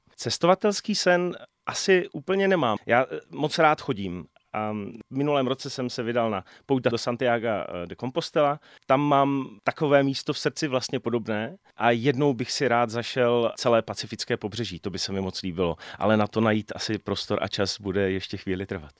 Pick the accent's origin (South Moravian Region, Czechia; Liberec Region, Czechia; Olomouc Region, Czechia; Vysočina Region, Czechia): Olomouc Region, Czechia; Jeseníky; now in České Budějovice, Czech Republic; Já sám jsem z Jeseníků